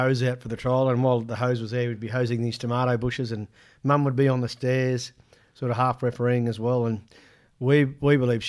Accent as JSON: {"language": "English", "town": "Ipswich", "region": "East of England", "country": "United Kingdom", "said": "Hang on now, just remember I'm from Ipswich."}